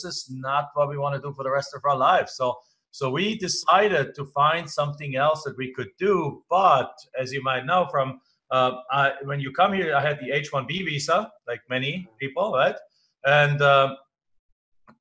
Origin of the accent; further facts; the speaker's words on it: Germany; English is a second language; moved away as an adult; now in United States; I'm not from the United States. I live in the United States. I am an American citizen now, but I'm originally from Germany.